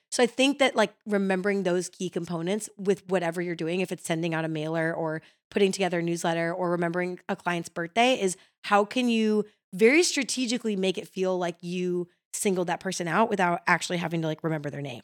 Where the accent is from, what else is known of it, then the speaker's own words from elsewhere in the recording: Chicago, Illinois, United States; now in Nashville, United States; growing up in Chicago